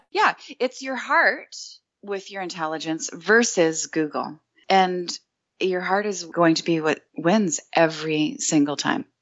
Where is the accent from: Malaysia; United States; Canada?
Canada; I'm Canadian